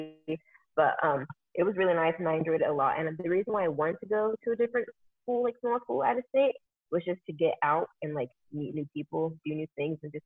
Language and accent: English; Arizona, United States; also born or lived in California; I'm from Arizona. Well, I'm originally from California, but I've been living in Arizona for the majority of my life